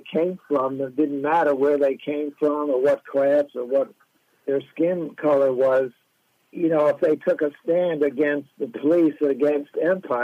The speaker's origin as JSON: {"language": "English", "region": "the American West", "country": "United States", "tie": "born or raised there", "said": "I grew up in the American West"}